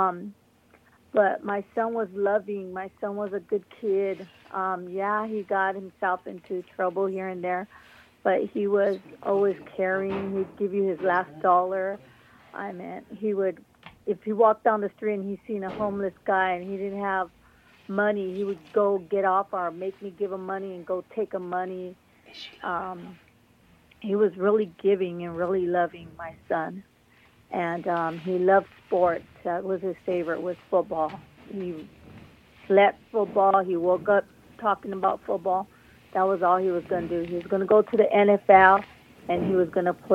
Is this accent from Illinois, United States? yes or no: no; San Jose, California, United States; we've lived on 21st and Julian all our lives since we were babies